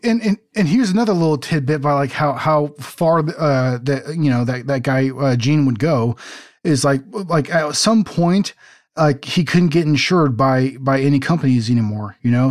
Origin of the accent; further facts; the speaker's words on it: West Coast, United States; I grew up on the West Coast, not the East Coast